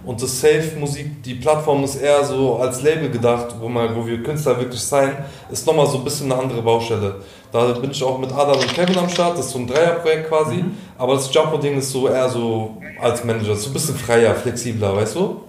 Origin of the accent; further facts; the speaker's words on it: Offenbach, Hesse, Germany; ich bin aus Offenbach